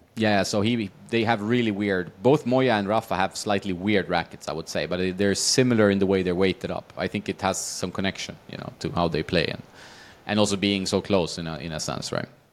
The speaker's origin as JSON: {"language": "English", "town": "Västerås", "region": "Västmanland", "country": "Sweden", "tie": "born or raised there", "moved": "yes", "said": "I grew up in Sweden, in, uh, Västerås"}